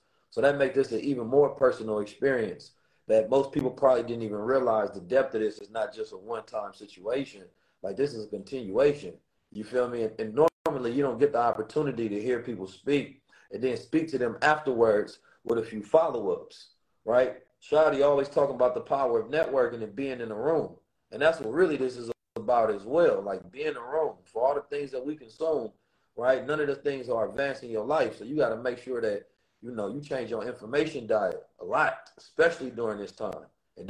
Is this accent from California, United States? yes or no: yes; Oakland, California, United States; And growing up in Oakland, it definitely encoded me and ingrained me with the experiences, the knowledge, the wisdom, and the understanding to know who I am.